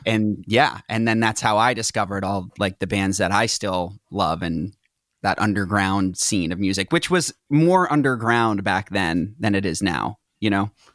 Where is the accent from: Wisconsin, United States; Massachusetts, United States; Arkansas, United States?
Massachusetts, United States; Reading; moved away as an adult; also born or lived in Tewksbury, Massachusetts / Salem, Massachusetts; now in Los Angeles, United States; Then I grew up in Reading